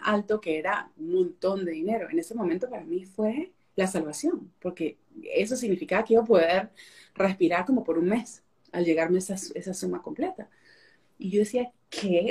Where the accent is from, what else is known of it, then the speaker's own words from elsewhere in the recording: Venezuela; moved away as an adult; now in Fort Worth, United States; Yo nací, crecí en Venezuela y me mudé a Texas en el 2000, no hablaba el inglés